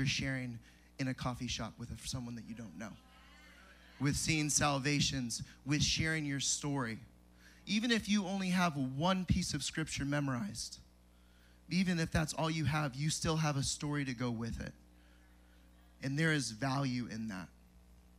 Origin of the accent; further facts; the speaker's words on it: San Diego, California, United States; now in Tennessee, United States; I'm originally from San Diego, California